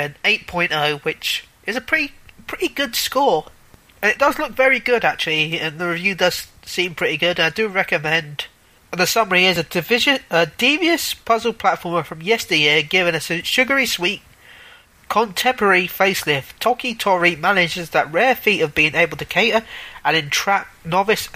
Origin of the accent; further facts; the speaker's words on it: United Kingdom; I am British